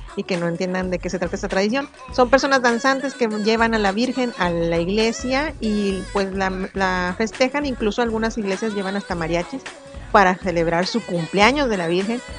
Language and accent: Spanish; Mexico